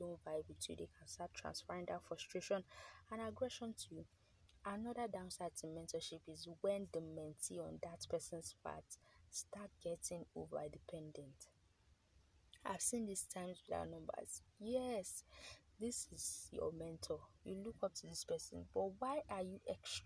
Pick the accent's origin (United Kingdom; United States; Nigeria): Nigeria; as a Nigerian, as someone who is coming of age